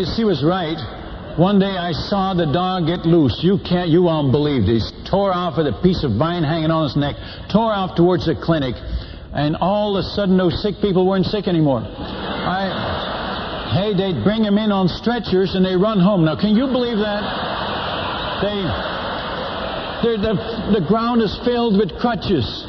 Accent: Netherlands; now in United States; I'm Dutch by birth. I was born in Holland

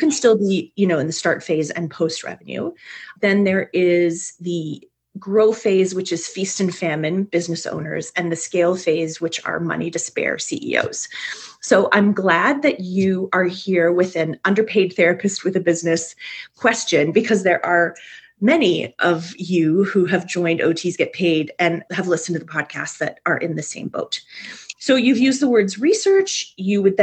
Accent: Canada; I'm a Canadian

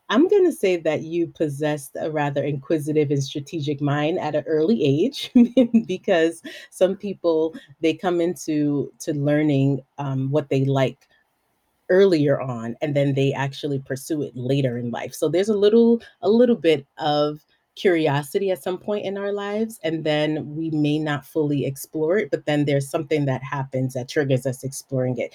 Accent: Belize; moved away as an adult; also born or lived in New York City; Yes, I was born and raised in Belize.

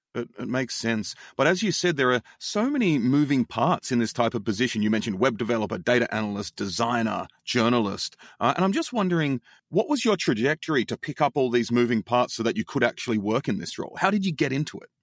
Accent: Australia; now in United States; as an Australian

